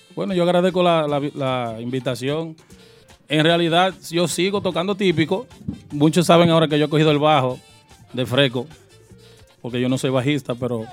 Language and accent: Spanish; New York, United States; also born or lived in Brooklyn; Yo en Brooklyn y nacido y criado en Queens.